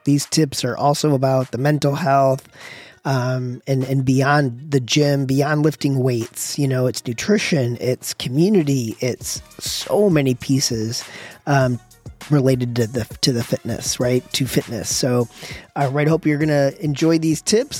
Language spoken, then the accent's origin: English; Michigan, United States; I'm from Michigan where it's very cold and we used to start the car in the morning